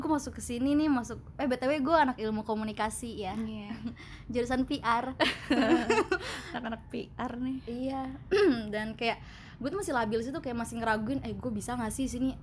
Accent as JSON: {"language": "Indonesian", "town": "Tangerang", "region": "Banten", "country": "Indonesia", "moved": "as an adult", "lives_now": "Bandung, Indonesia", "said": "gue sebagai orang Tangerang yang bobrok"}